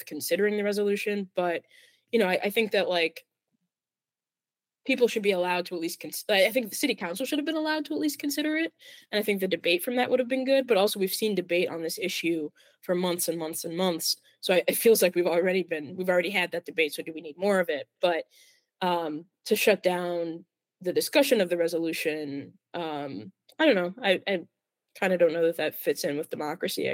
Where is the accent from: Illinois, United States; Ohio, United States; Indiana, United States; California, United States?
Illinois, United States; Plainfield; now in Chicago, United States; It's a burb. It's a burb. Plainfield.